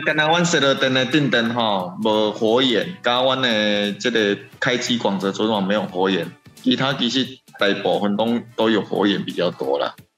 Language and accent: Chinese; Taiwan; 因为我们台湾人有去那边进香